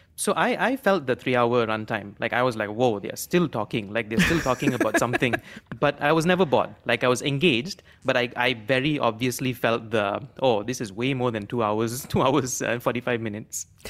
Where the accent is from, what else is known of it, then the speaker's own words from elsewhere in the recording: Malaysia; as Malaysian